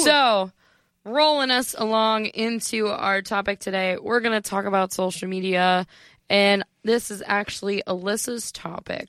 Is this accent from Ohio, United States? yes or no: yes; an hour south of Cleveland, Northeastern Ohio, United States; I am from Ohio